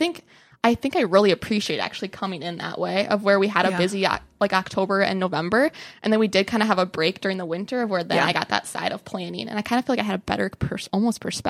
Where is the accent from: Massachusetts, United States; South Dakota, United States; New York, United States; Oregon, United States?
South Dakota, United States; Clear Lake; I'm originally from Clear Lake, South Dakota, about 90 miles from here north, a small town of 1,000 people